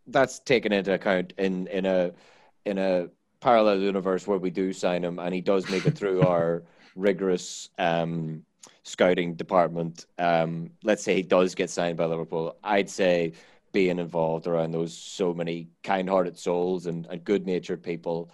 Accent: Ireland; I'm Irish

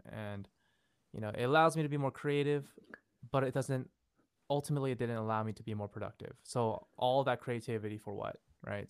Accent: Fremont, California, United States; also born or lived in Seoul, South Korea / Los Angeles; I grew up here in Fremont in the Bay Area for the most of my life

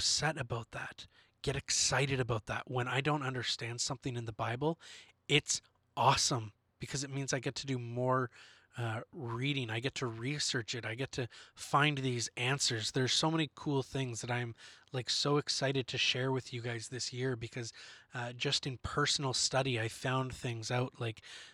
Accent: Canada; We are Canadian. We love it up here

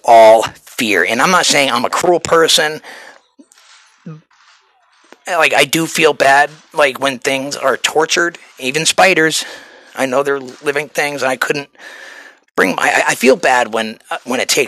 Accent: New Hampshire, United States; moved away; You can take the boy out of New Hampshire, but you cannot take the New Hampshire out of the boy

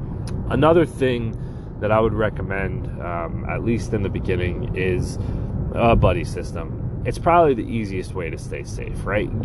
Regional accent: Long Island, New York, United States; Nicole and I grew up on Long Island

